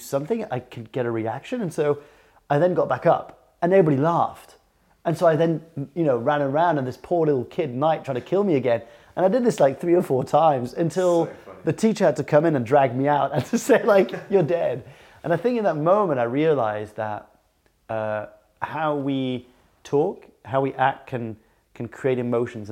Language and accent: English; France; we lived in France, we grew up in France